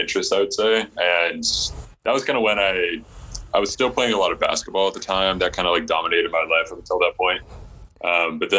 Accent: just outside of Seattle, Washington, United States; I grew up just outside of Seattle

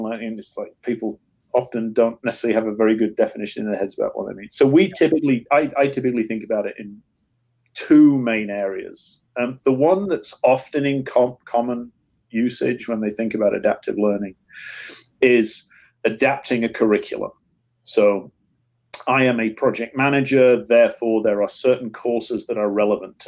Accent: England, United Kingdom; moved away; So when I grew up in England

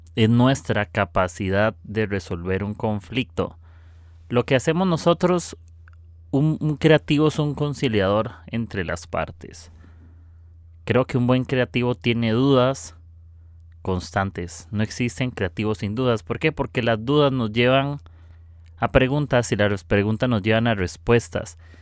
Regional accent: Costa Rica; soy de Costa Rica

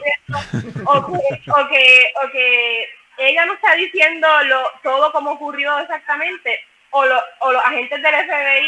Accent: Yauco, Puerto Rico; yo soy de Yauco

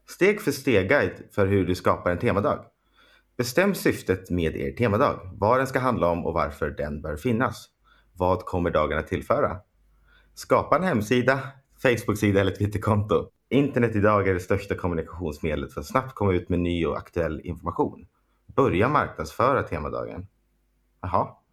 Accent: Storvik, Gävleborg County, Sweden; moved away; där vi kommer ifrån

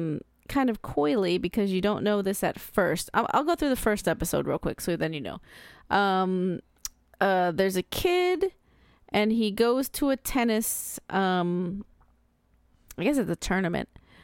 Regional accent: United States; I'm American.

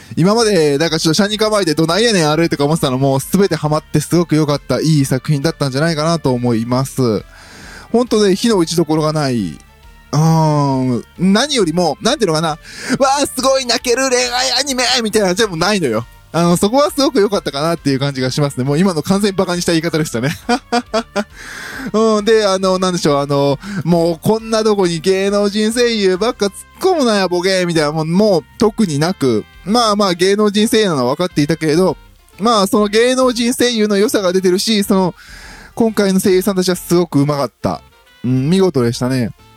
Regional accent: Osaka, Japan; 私はやっぱりね、大阪出身

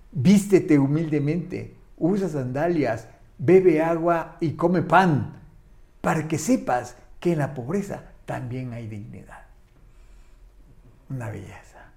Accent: Chiapas, Mexico; Soy chiapaneco

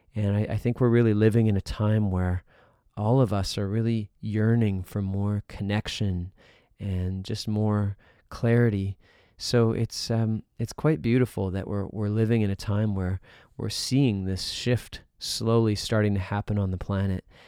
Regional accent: Winnipeg, Manitoba, Canada; my hometown of Winnipeg

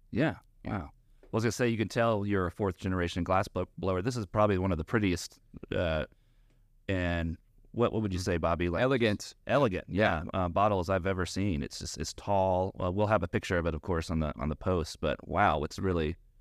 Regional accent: Dalton, Georgia, United States; also born or lived in Atlanta, Georgia; from Dalton, Georgia, from Northwest Georgia

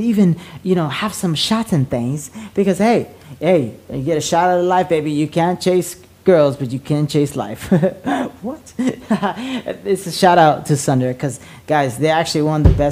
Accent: La Puente, California, United States; where I grew up in La Puente

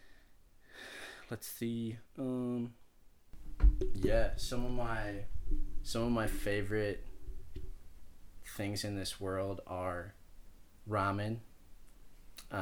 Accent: Dublin, Leinster, Ireland; moved away; I grew up in Dublin in Ireland, across the pond, Catholic household growing up.

